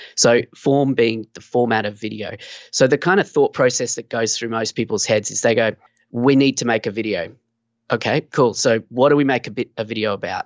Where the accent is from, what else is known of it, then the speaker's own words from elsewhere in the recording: Australia; also born or lived in Sunshine Coast, Queensland; I'm from Australia. So, yeah, down here on the Sunshine Coast, beautiful in Queensland, Australia